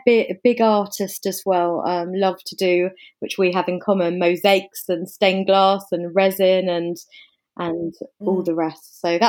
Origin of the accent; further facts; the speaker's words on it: England, United Kingdom; also born or lived in Africa; now in London, United Kingdom; So I guess you can probably hear from the accent. I'm English. I'm based in London.